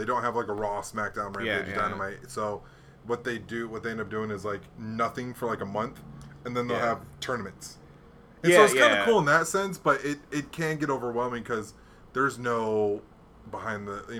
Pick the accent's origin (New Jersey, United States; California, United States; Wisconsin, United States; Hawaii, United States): Hawaii, United States; I grew up in Hawaii.